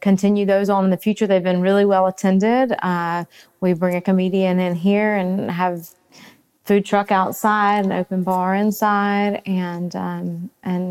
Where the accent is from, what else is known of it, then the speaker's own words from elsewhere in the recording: South Carolina, United States; you can tell from my accent, we're from here